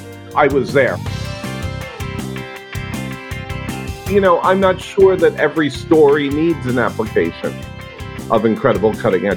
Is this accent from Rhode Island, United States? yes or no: yes; Rhode Island, United States; I grew up in Rhode Island, which is in New England in the United States.